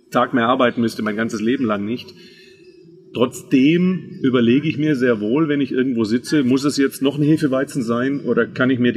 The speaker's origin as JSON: {"language": "German", "region": "Baden-Württemberg", "country": "Germany", "tie": "born or raised there", "said": "Auf der anderen Seite bin ich aber im Schwabeländle groß geworden, bin also ein waschechter Schwab."}